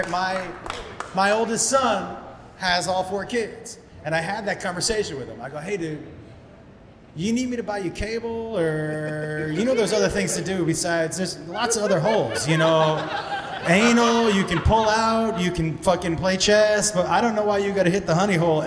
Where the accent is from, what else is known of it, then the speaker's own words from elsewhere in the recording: Amherst, Massachusetts, United States; I grew up in Amherst, Massachusetts.